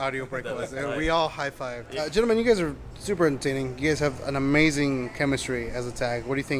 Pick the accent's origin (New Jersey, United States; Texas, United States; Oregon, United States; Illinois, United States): Texas, United States; Houston; I'm from Texas.